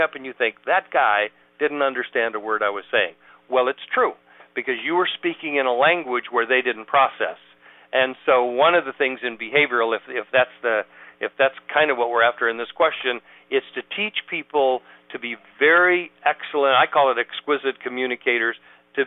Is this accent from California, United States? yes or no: yes; San Diego, California, United States; moved away as an adult; also born or lived in Reno, Nevada / Sausalito, California; now in Atlanta, United States; I'm from where you are now, San Diego. Was born and raised there